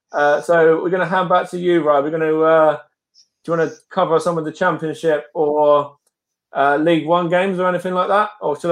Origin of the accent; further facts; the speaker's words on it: Stevenage, East of England, United Kingdom; it's my hometown club.